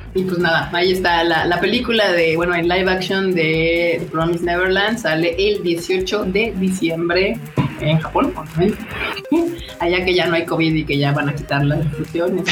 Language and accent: Spanish; Mexico